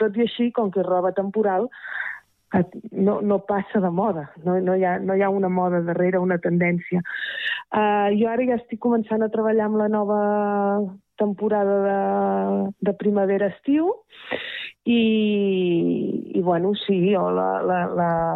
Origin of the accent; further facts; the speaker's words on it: Terrassa, Catalonia, Spain; now in Rellinars, Spain; sóc de Terrassa de tota la vida